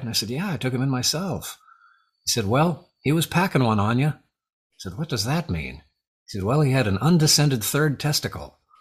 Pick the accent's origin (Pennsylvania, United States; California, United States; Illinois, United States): California, United States; Arcadia; now in Lafayette, United States; I grew up in Southern California, uh, Arcadia, California, the jewel of the smog belt